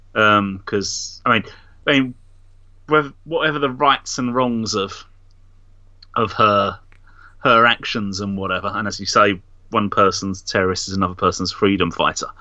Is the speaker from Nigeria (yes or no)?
yes; Nigeria; I'm actually Nigerian